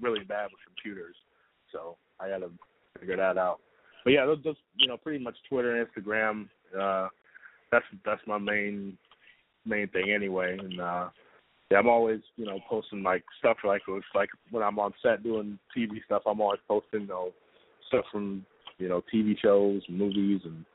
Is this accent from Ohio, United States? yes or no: yes; Cleveland, Ohio, United States; I'm from Cleveland